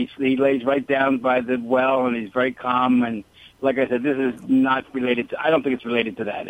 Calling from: Newport Beach, California, United States; Well, I'm actually in Newport Beach, California at the moment.

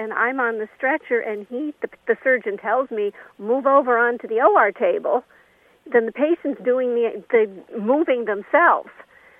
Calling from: Connecticut, United States; calling from Connecticut.

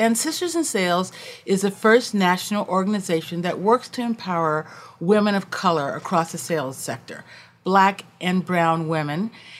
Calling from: Washington, District of Columbia, United States; I am joining you from Washington, D.C.

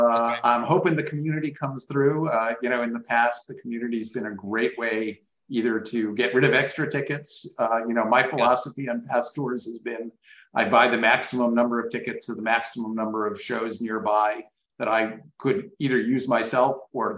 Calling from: Washington, District of Columbia, United States; Just outside Washington, D.C.

